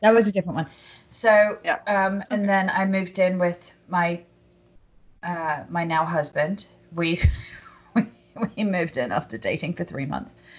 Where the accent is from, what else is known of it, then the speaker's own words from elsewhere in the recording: United Kingdom; now in Los Angeles, United States; I'm British and they like my accent